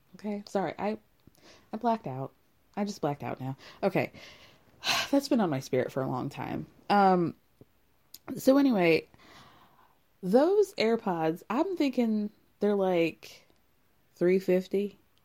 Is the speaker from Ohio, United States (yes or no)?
no; Illinois, United States; I'm from, I was born in Illinois